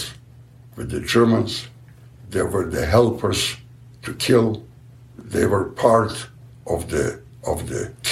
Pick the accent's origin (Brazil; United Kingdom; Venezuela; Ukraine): Ukraine; Buchach, Ternopil Oblast; moved away; I was born in Buchach, Poland, which is part today of the Ukraine, the famous Ukraine